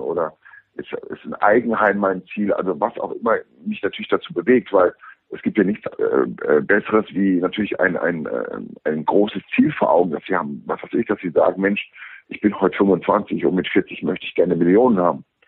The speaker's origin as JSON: {"language": "German", "country": "Germany", "said": "bei uns in Deutschland"}